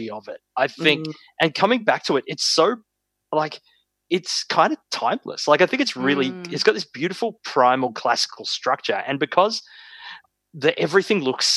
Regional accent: Sunbury, Victoria, Australia; I spent time growing up around Sunbury

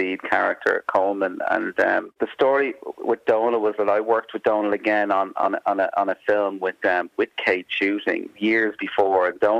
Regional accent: Dublin, Leinster, Ireland; I grew up in Dublin, but I was part of an initiative back in the 70s where a lot of Irish language schools opened up

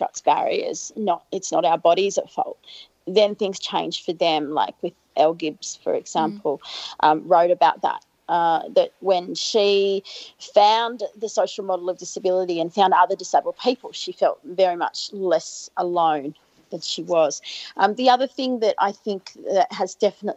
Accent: Albury, New South Wales, Australia; moved away; I grew up in Albury, in country

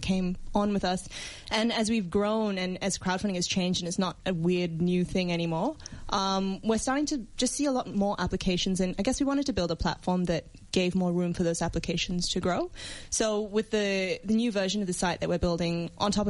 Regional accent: Singapore; now in Australia; I come from Singapore

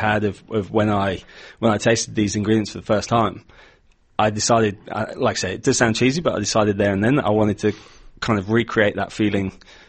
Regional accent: Leicestershire, East Midlands, United Kingdom; also born or lived in Brisbane, Australia; now in Australia; A little place called Leicestershire in England.

